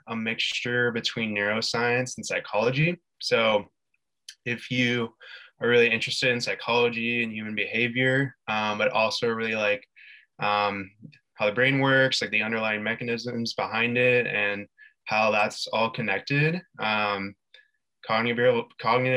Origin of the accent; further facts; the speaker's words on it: San Diego, California, United States; moved away as an adult; now in San Luis Obispo, United States; I currently am living in San Luis Obispo when I'm from San Diego